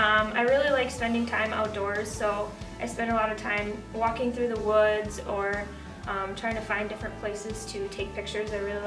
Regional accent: Little Falls, Minnesota, United States; moved away as an adult; also born or lived in Crookston, Minnesota; now in Staples, United States; I am originally from Little Falls. I grew up on a farm with my dad, my mom, and my sister.

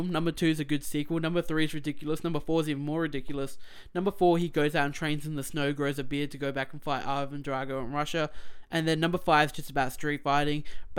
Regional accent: Australia; we're Australian.

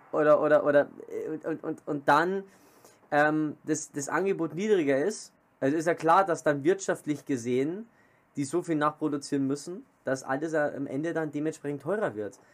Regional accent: Germany; bei uns in Deutschland

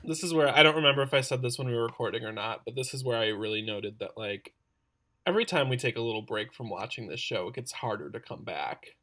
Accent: Wisconsin, United States; My family's a little wild and we're also from Wisconsin

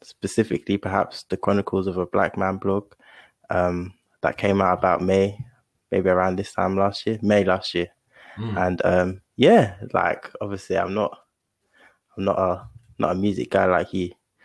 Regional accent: Gravesend, South East England, United Kingdom; I'm from Kent. So yeah, obviously Southeast, specifically Gravesend

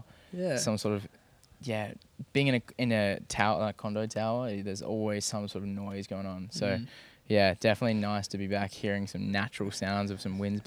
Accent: Perth, Western Australia, Australia; growing up in Perth, a slower city

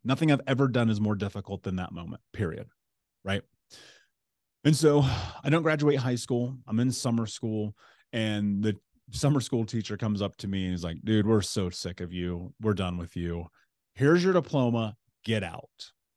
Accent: Indianapolis, Indiana, United States; I grew up in Indianapolis

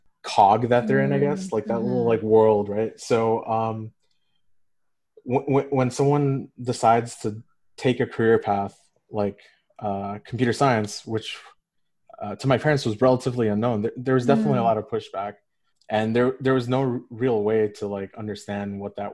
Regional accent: Canada; I'm a second generation South Asian. I was born in Canada

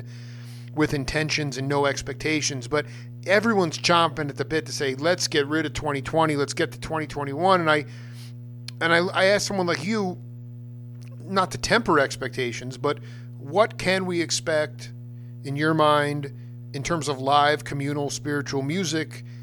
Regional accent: Stony Brook, New York, United States; I'm from Stony Brook

